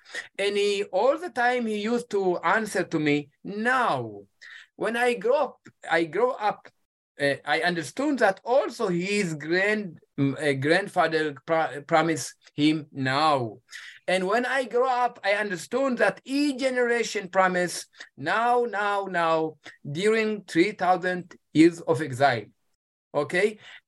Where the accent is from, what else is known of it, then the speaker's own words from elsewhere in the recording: Ethiopia; English is a second language; My wife, she came from Switzerland and I came from Ethiopia.